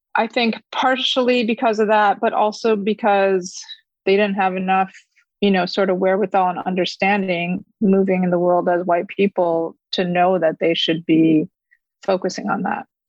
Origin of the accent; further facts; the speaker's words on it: Fairport, New York, United States; first language Korean; English is a second language; also born or lived in Korea; I grew up in a suburb of Rochester, New York, which is upstate in a town called Fairport